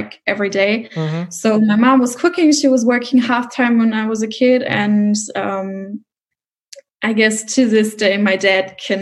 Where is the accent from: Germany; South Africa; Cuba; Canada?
Germany; Mosel region, Rhineland-Palatinate; now in Cologne, Germany; I come from the Mosel region.